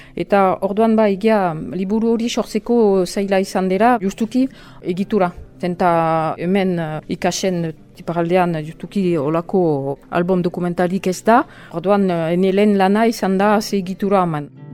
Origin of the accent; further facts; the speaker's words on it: Albi, Occitania, France; Basque is a second language; moved away; also born or lived in French Basque Country; ni ez naiz hemengoa, eh, albin sortu niz, eta orduan um, euskara ikasi dut